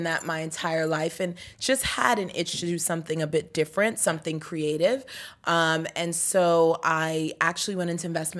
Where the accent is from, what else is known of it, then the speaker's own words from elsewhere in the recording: New York, United States; also born or lived in Trinidad; That's where I was born, but I grew up in New York.